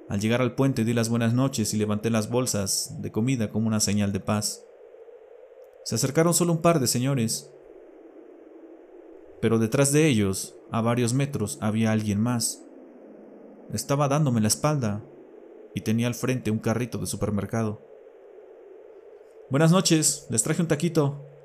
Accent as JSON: {"language": "Spanish", "region": "Mexico City", "country": "Mexico", "said": "Radico en una de las ciudades más pobladas y grandes del mundo. A mucho orgullo soy chilango."}